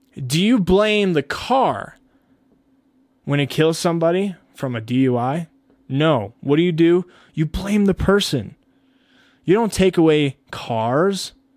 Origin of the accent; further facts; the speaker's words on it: United States; as American citizens